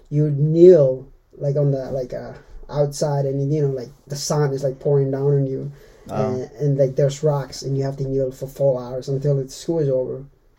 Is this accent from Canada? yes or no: no; Timor-Leste; born or raised there; first language Meto; English is a second language; now in United States